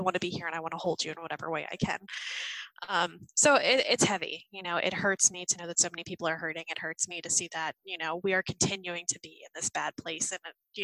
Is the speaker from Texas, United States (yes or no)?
no; Philadelphia, Pennsylvania, United States; I'm from the Philadelphia area